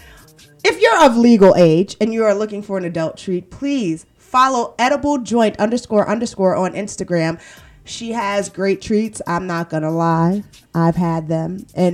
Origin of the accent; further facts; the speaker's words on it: Brooklyn, New York, United States; I'm from Brooklyn.